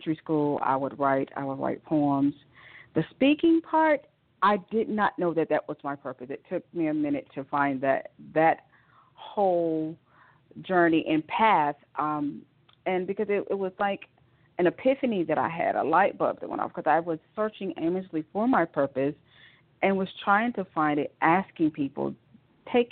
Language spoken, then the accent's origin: English; Rome, Georgia, United States; moved away as an adult; now in Atlanta, United States; I am from Rome, Georgia, a little small town outside of Atlanta, Georgia, northwest of Atlanta, Georgia, where I was born and raised